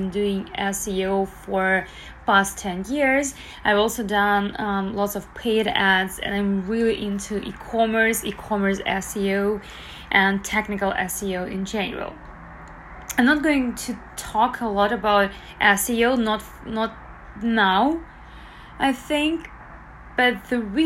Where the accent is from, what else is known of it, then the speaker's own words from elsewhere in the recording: Belarus; now in Toronto, Canada; I currently live in Toronto, Canada. I'm originally from Belarus